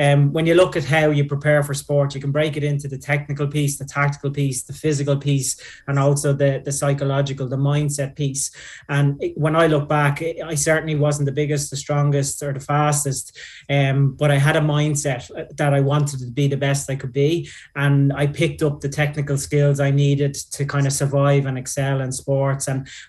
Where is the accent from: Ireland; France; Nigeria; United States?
Ireland; Dublin, Leinster; I grew up in Finglas